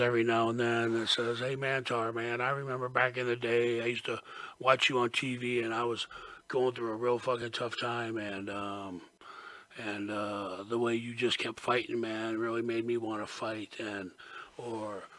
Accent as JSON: {"language": "English", "region": "Florida", "country": "United States", "said": "I says, Florida."}